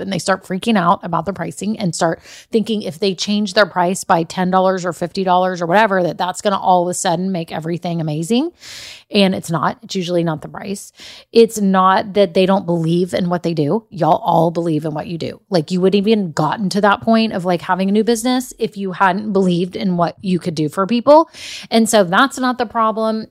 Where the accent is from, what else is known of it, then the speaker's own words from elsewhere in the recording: Austin, Texas, United States; I'm from Austin